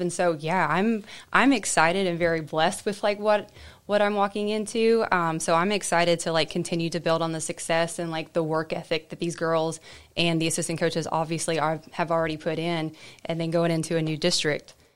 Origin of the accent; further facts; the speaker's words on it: United States; moved away; I grew up in Murray County, and so I knew I always wanted to come back